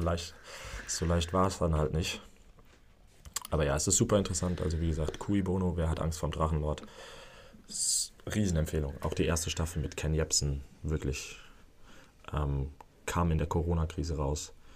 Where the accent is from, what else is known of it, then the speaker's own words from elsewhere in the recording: Netherlands; als Holländer hier